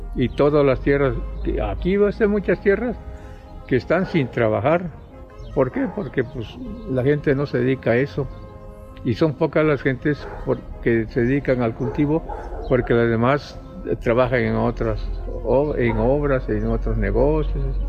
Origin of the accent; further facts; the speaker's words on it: Sierra Sur, Oaxaca, Mexico; now in Oaxaca, Mexico; yo en mi pueblo, desde muy pequeño, a la edad de 7, 8 años, ya trabajaba en la tierra.